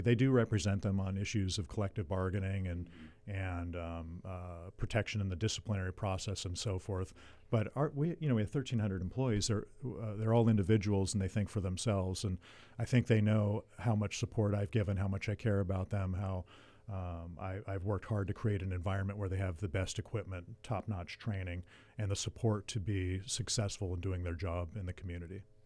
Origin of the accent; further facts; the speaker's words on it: Ventura, California, United States; I was born and raised in Ventura, and, uh, and, and, uh, grew up here, went to public schools, Buena High School